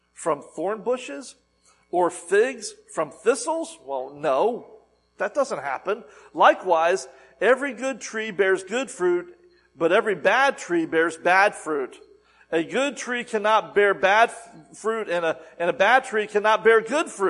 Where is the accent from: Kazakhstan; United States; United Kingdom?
United States; the South; I'm from the South